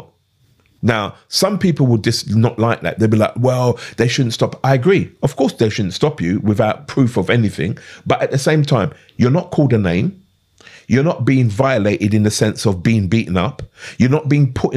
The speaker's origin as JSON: {"language": "English", "region": "London", "country": "United Kingdom", "tie": "born or raised there", "also_born_or_lived": "Clapham", "said": "I grew up in Brixton, but I wasn't from Brixton"}